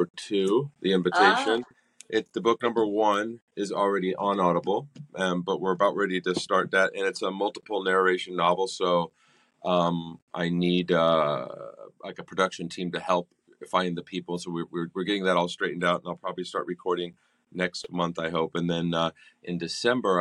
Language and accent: English; California, United States; moved away as an adult; I grew up in California and I moved down here when I was 23